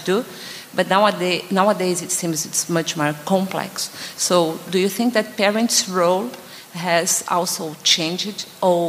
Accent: Brazil; we are from Brazil

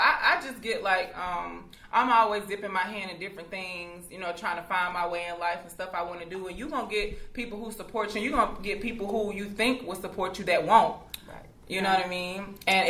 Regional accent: Columbus, Georgia, United States; now in Atlanta, United States; I'm originally from Columbus, Georgia

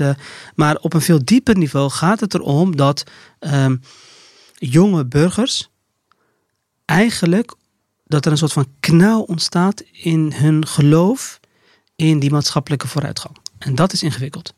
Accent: Rotterdam, South Holland, Netherlands; ik als Rotterdammer

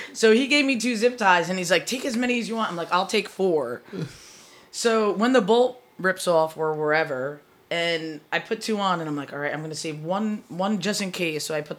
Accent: Asbury Park, New Jersey, United States; And we're from Asbury Park, New Jersey.

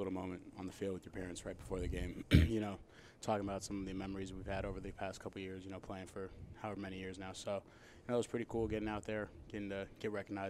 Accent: San Diego, California, United States; moved away; I come from San Diego

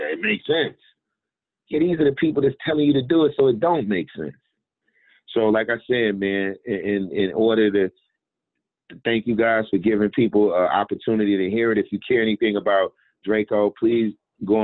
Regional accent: United States; I was born and raised in a racist, sexist, capitalist system in America

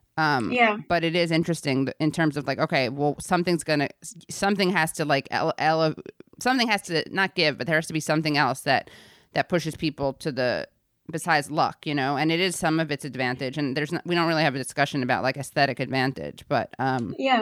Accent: New York City, New York, United States; I grew up in New York City

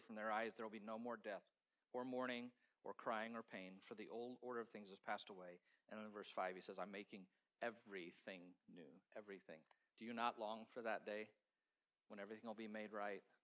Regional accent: Kansas, United States; We're from Kansas

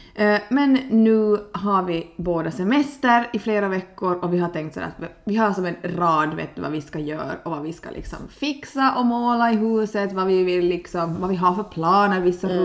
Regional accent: Kristinestad, Ostrobothnia, Finland; jag är från Kristinestad

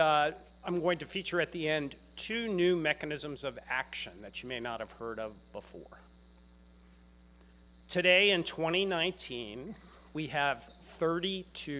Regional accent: Bethesda, Maryland, United States; I grew up in Bethesda, Maryland.

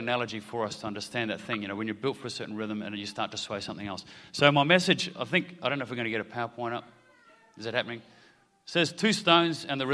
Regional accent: New Zealand; now in Australia; I grew up in Aotearoa, New Zealand.

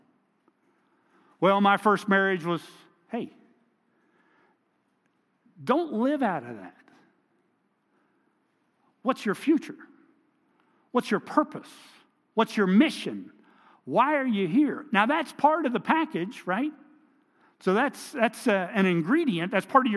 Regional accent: Seat Pleasant, Maryland, United States; also born or lived in Washington, D.C.; I was born in Washington, D.C., Georgetown University Hospital. We lived in Seat Pleasant, Maryland.

